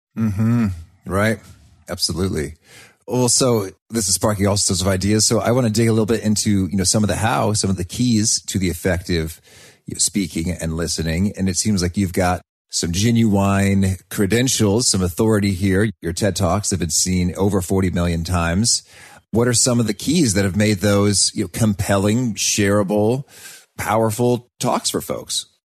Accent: United States; as an American

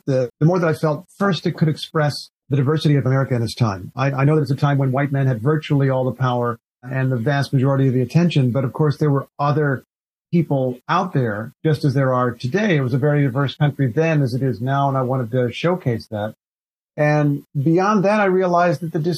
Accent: Indiana, United States; ever since I was a kid growing up in Indiana

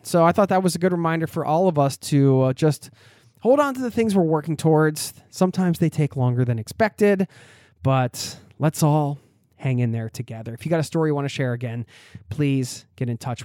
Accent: outside of Philadelphia, Pennsylvania, United States; where I grew up outside of Philadelphia

